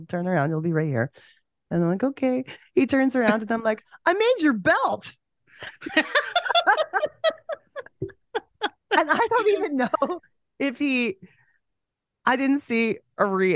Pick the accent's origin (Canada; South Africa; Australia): Canada; I'm Canadian in flavor